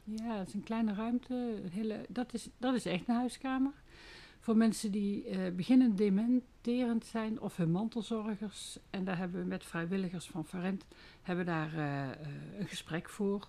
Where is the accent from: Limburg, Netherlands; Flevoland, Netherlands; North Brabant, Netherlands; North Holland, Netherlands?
North Brabant, Netherlands; Made; Ik kom uit Maden. Dat ligt naast Hoge Zwaluwen.